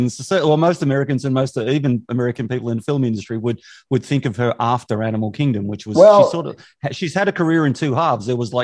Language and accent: English; Australia